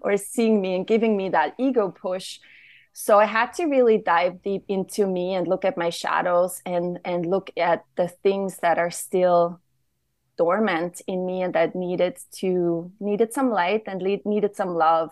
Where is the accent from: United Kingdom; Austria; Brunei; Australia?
Austria; now in Austin, United States; I'm from Austria